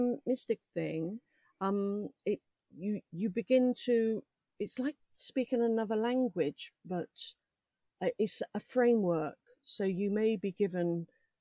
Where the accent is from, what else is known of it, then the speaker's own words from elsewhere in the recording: London, United Kingdom; moved away; also born or lived in Buckinghamshire; I grew up in London, but we lived in Buckinghamshire at the time.